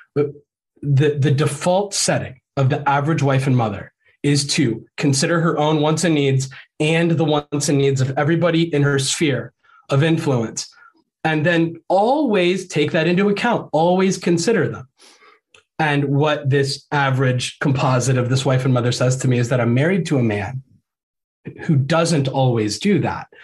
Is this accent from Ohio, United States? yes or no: yes; Ohio, United States; moved away as an adult; also born or lived in Florida; we're like both from Ohio and our families are from Ohio